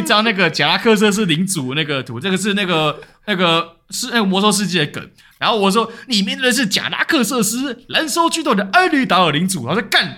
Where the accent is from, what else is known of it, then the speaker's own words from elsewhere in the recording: Taiwan; 代表我台湾人